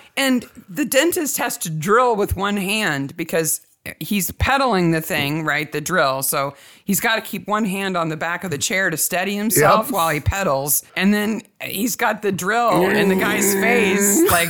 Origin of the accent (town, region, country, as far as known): United States